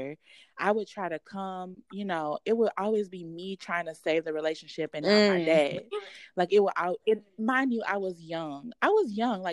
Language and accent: English; Texas, United States; also born or lived in Louisiana; we moved to Texas when I was like 5 years old